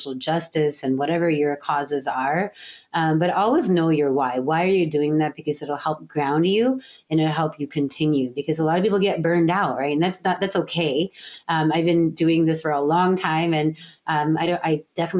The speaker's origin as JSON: {"language": "English", "country": "United States", "tie": "born or raised there", "also_born_or_lived": "San Francisco"}